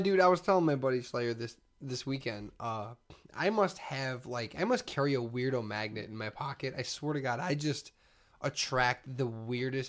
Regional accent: Chicago, Illinois, United States; I was from Chicago

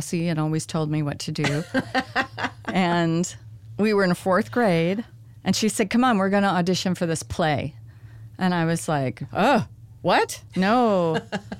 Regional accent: Reno, Nevada, United States; moved away; I grew up in Reno, Nevada

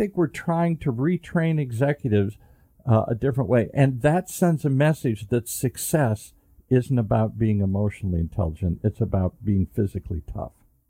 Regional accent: Midwest, United States; I grew up in the Midwest.

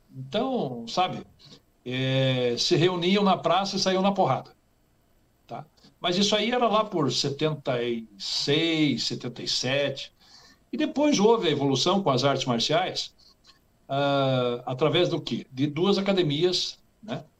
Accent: Curitiba, Paraná, Brazil; moved away as an adult; now in United States; eu nasci e me criei em Curitiba

